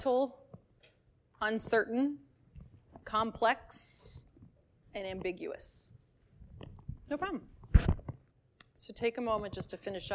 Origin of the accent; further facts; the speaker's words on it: Maryland, United States; I grew up in Maryland